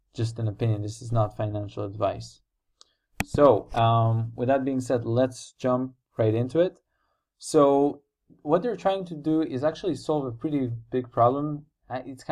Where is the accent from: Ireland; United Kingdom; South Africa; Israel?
Israel; I'm also from Israel